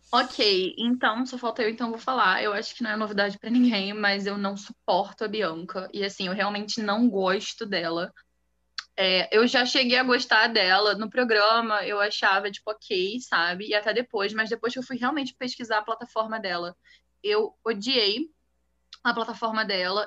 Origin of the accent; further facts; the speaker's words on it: Rio de Janeiro, Brazil; eu sou do Rio de Janeiro, tenho 20 anos.